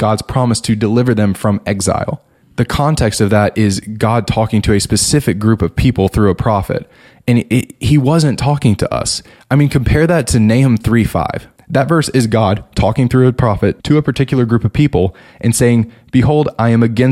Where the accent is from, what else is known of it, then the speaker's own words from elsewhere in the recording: United States; us as like American Christians